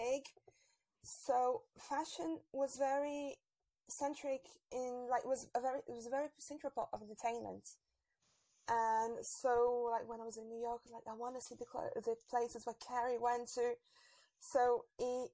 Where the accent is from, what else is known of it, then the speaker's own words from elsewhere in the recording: Brazil; moved away as an adult; now in Paris, France; I'm actually from Brazil